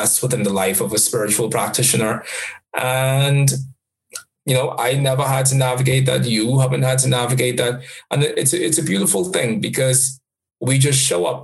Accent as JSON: {"language": "English", "country": "Jamaica", "said": "I am a Jamaican as well"}